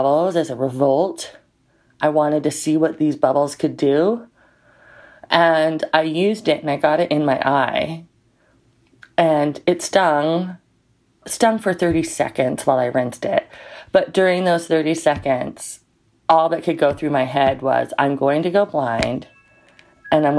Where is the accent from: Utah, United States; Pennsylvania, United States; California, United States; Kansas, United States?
Utah, United States; now in Denali National Park, Alaska, United States; I currently live in Denali National Park, Alaska, but I'm originally from Utah